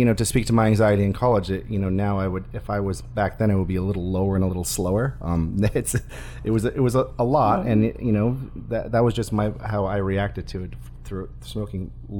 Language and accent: English; Massachusetts, United States; also born or lived in Florida; now in California, United States; I'm born and raised in Massachusetts. I was living in Florida at the time